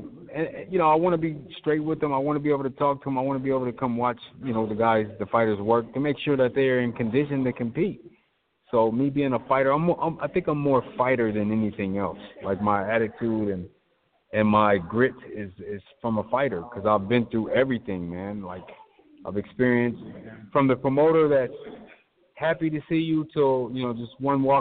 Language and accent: English; Portland, Oregon, United States; moved away as an adult; also born or lived in Las Vegas, Nevada; come back to my hometown